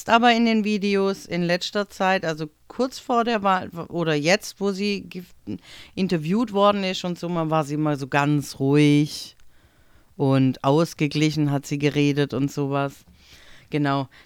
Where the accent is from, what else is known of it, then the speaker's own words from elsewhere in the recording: Italy; jetzt als äh, Italienerin, also jetzt bin ich alt genug irgendwie, dass ich da gut damit umgehen kann, aber es ist schon immer so wieder die Lachnummer zu sein für Deutschland.